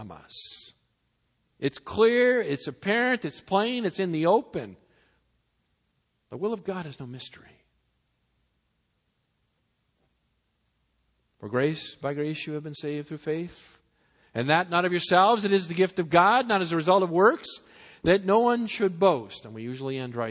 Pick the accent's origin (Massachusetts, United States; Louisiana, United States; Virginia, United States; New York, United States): Massachusetts, United States; now in Southern California, United States; I was born and brought up in Massachusetts